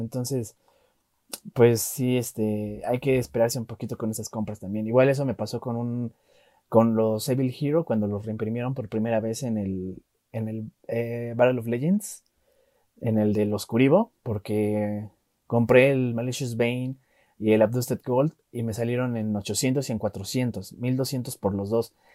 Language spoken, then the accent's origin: Spanish; Mexico; Yo como mexicano